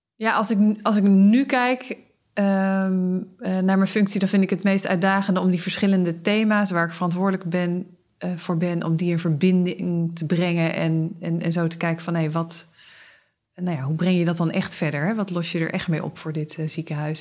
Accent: Zeeland, Netherlands; Ik ben opgegroeid in Zeeland

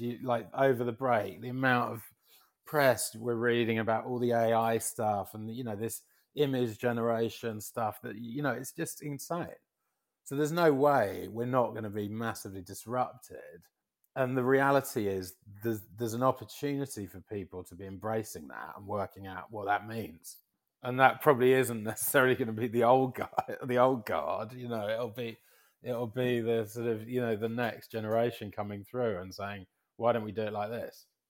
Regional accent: London, United Kingdom; moved away as an adult; now in United States; as a Londoner, um, who's, you know, expat, who's been in America so long

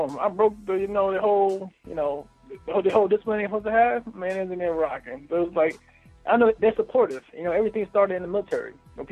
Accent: New Jersey, United States; I'm from Jersey

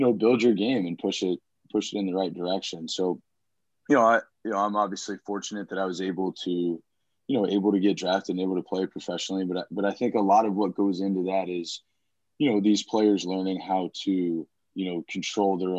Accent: San Antonio, Texas, United States; I grew up in San Antonio, played baseball pretty much, you know, my whole life

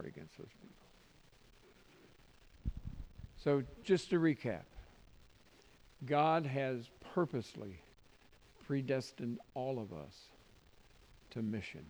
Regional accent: Tennessee, United States; I'm from Tennessee

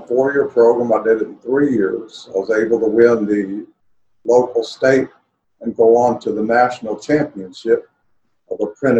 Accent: Brazil; My father was called to the mission field, so I grew up in Brazil.

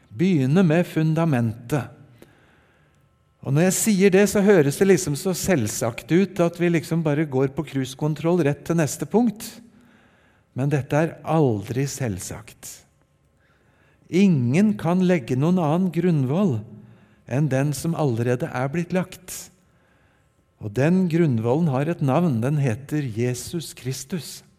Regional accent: Oslo, Norway; also born or lived in Japan; Jeg ble født i Japan for eh, drøyt 60 år siden og har fått vokse opp delvis i Japan og delvis i Oslo og rundt på Østlandet.

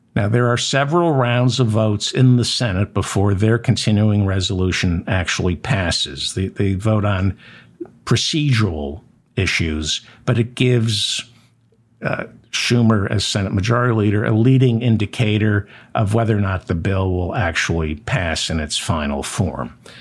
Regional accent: United States; as an American citizen

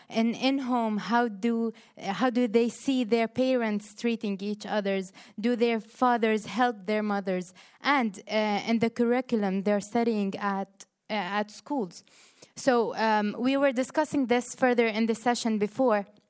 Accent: Jordan; from Jordan

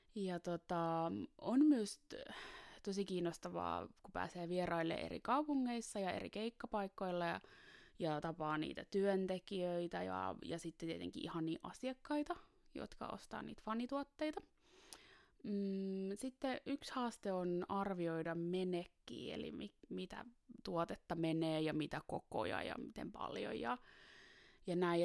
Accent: Taivassalo, Southwest Finland, Finland; now in Helsinki, Finland; tulen Helsingistä, ja, mutta on kotoisin Taivassalosta Varsinais-Suomesta

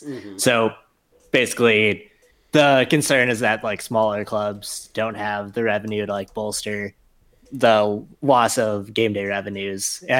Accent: United States; As an American fan

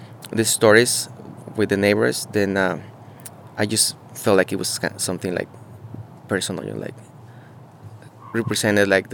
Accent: Mexico City, Mexico; moved away as an adult; also born or lived in Guerrero, Mexico; now in Salt Lake City, United States; I'm from Mexico. I'm from South Mexico in Guerrero. I grew up in Mexico City

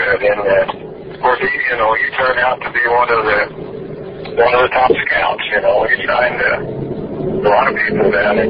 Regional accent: Missouri, United States; I'm from Missouri, and way back then, the Cardinals were, of course, the furthest team west.

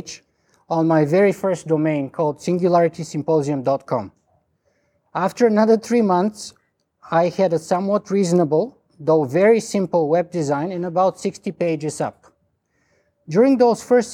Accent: Bulgaria; accent: strong Bulgarian; English is a second language; now in Toronto, Canada; my strong Bulgarian accent

